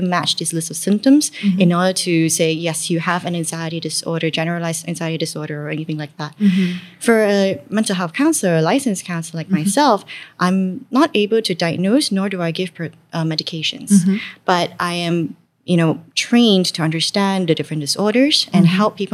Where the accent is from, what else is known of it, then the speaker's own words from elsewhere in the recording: Malaysia; As a Malaysian